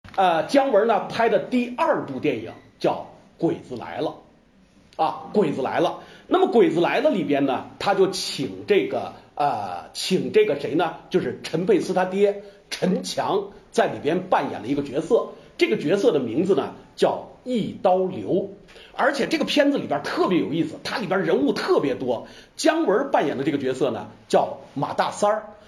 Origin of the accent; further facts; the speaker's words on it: China; 我们中国